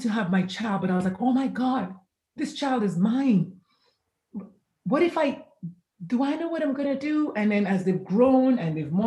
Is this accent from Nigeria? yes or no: yes; Nigeria; now in San Antonio, United States; I am Nigerian by birth, but currently I reside in San Antonio, Texas